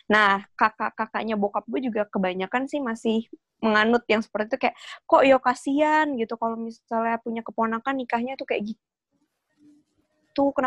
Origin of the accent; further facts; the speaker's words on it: Yogyakarta, Special Region of Yogyakarta, Indonesia; nyokap gue nih dan keluarga besar gue itu masih Jawa banget kita dari Jogja jadi biasanya kakak-kakak tuh sepupu-sepupu gue tante-tante juga masih pakai adat gitu loh